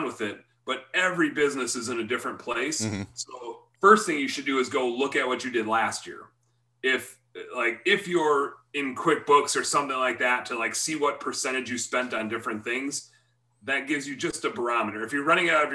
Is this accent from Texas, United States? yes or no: no; Wisconsin, United States; I'm from Wisconsin